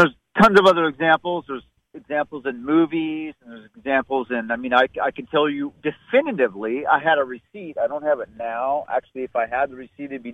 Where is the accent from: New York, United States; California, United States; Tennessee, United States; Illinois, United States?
California, United States; Southern; I was born in Southern California in 1968